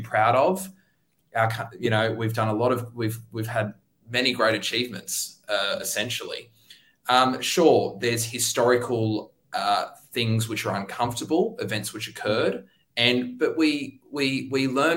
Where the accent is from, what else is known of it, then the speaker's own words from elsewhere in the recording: Tweed Heads, New South Wales, Australia; now in Sydney, Australia; I'm actually from Tweed Heads, so I moved down about 3 or 4 years down to Sydney